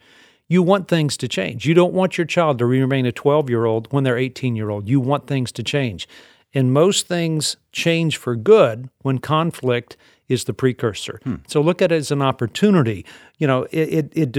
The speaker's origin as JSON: {"language": "English", "region": "the South", "country": "United States", "tie": "born or raised there", "said": "I was raised in the South."}